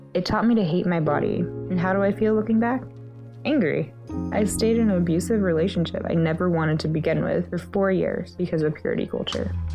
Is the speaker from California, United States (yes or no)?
no; Atlanta, Georgia, United States; I'm from Atlanta, Georgia.